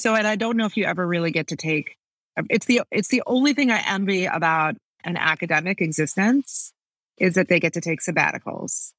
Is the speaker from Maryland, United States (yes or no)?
no; Buffalo Grove, Illinois, United States; also born or lived in New York; now in New Orleans, United States; I grew up in Buffalo Grove